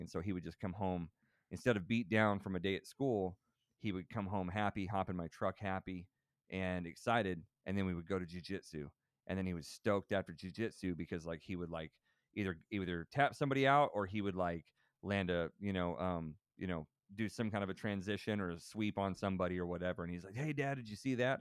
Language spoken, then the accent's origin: English; Texas, United States; growing up in Texas